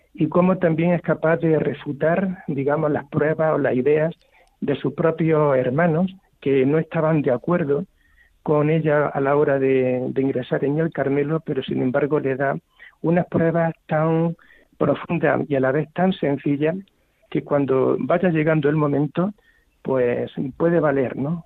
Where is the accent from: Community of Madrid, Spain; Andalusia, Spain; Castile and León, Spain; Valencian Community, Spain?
Andalusia, Spain; Baeza; estoy hablando ahora mismo desde mi pueblo natal, que es Baeza